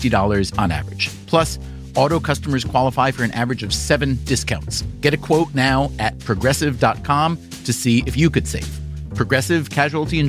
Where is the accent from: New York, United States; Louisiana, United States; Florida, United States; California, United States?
New York, United States; New York City; as a New Yorker